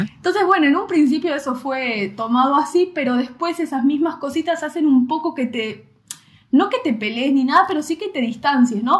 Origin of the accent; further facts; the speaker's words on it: Mar del Plata, Buenos Aires Province, Argentina; moved away as an adult; en el Mar del Plata, la ciudad de donde yo soy, eh, yo viví toda mi vida en la misma casa